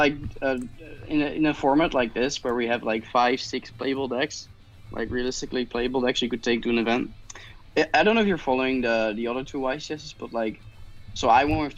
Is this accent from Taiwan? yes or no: no; Netherlands; I'm from the Netherlands.